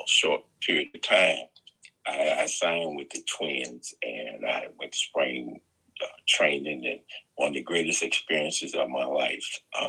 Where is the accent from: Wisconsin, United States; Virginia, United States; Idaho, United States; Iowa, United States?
Virginia, United States; Danville; Well, yes, I attended Dunham Langston High School in Danville, and I was fortunate enough to play baseball, and we did very well.